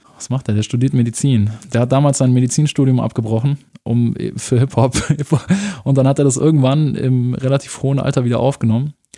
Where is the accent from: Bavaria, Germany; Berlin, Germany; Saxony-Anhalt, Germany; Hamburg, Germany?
Bavaria, Germany; Munich; also born or lived in Erding; ich bin dann in München aufgewachsen, im Norden von München, Milbertshofen